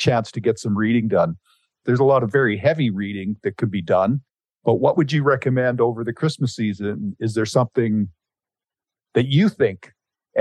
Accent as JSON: {"language": "English", "town": "Penticton", "region": "British Columbia", "country": "Canada", "tie": "born or raised there", "said": "grew up in Penticton"}